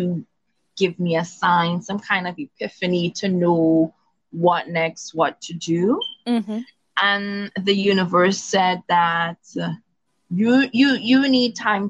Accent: Trinidad & Tobago; being West Indian, born and raised in Trinidad. In particular, my grandmother's from Tobago, but I was born and raised on the island of Trinidad.

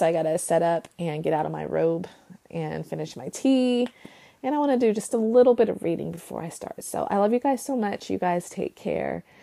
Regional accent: United States

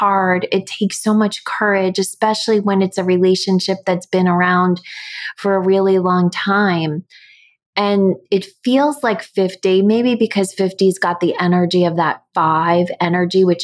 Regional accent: United States; I grew up in the States

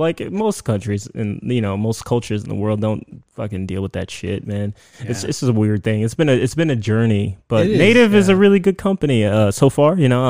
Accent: United States; I grew up in the States, right? And my culture is very much into smells

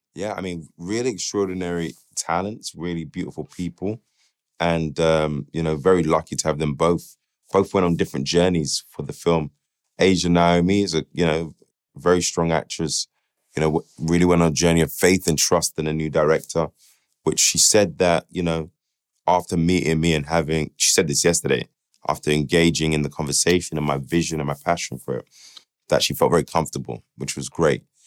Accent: United Kingdom; who we are as British people

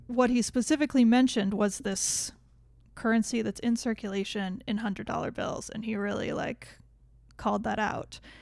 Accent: United States; we're American

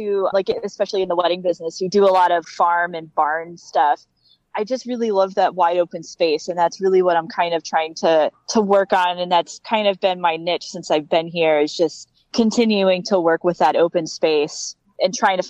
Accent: Virginia, United States; also born or lived in California / Montana; now in Madison, United States; No, I'm originally from Virginia, but I haven't lived there in a long time. So I spent 7 years in California.

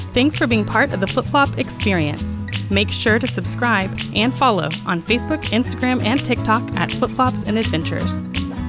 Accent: United States; as an American

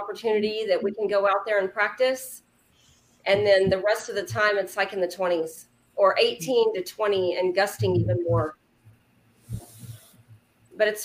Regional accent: Corpus Christi, Texas, United States

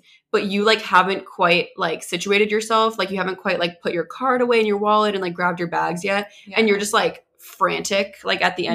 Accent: New England, United States; I grew up in New England.

